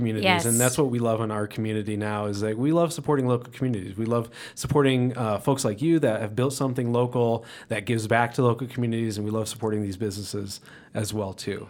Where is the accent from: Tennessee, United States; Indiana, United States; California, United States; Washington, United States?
Indiana, United States; now in Colorado, United States; I'm from Indiana, so I'm not a native.